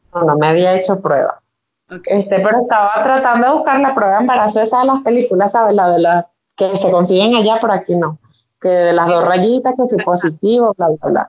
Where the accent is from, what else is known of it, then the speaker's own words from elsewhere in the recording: Venezuela; vivo en Venezuela, soy venezolana, viviendo en Venezuela